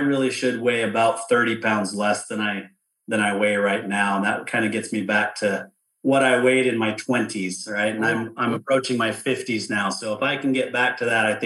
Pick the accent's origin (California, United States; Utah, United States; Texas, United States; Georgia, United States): Utah, United States; outside of Salt Lake City; I grew up outside of Salt Lake City